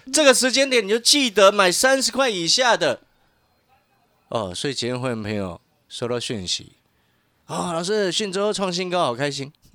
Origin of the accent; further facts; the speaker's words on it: Taiwan; 因为我们是身在台湾